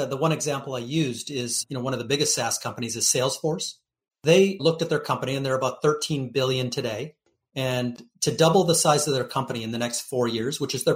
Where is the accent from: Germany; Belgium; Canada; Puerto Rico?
Canada; now in Florida, United States; I'm a Canadian living in Florida